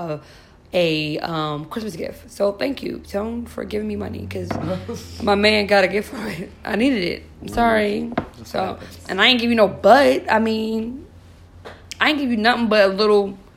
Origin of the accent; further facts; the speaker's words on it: New York City, New York, United States; now in New Jersey, United States; I'm not from Jersey. I spend the majority of my time in New York because I'm from New York. Shout out to Queens.